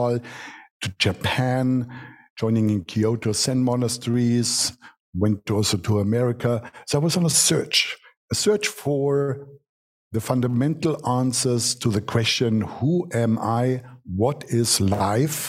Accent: Germany; accent: German; English is a second language; I'm born in Germany, what you can hear from my accent. We are practical people

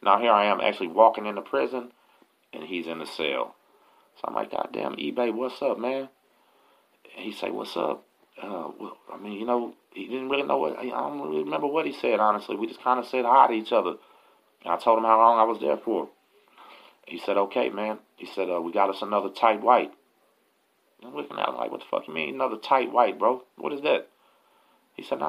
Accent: Galveston, Texas, United States; also born or lived in La Marque, Texas; I'm from Galveston

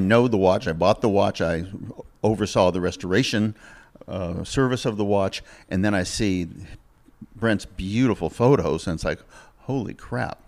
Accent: Massachusetts, United States; moved away as an adult; also born or lived in Ventura, California; now in California, United States; I'm from Massachusetts

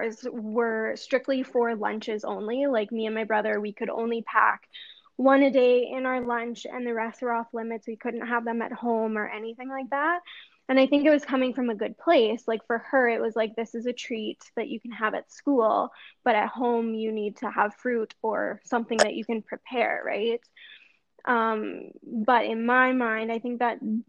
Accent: Edmonton, Alberta, Canada; I'm from Edmonton, Alberta, Canada

